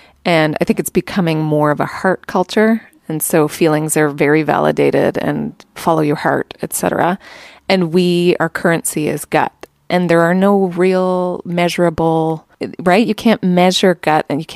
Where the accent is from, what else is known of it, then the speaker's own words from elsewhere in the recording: Canada; we are French and English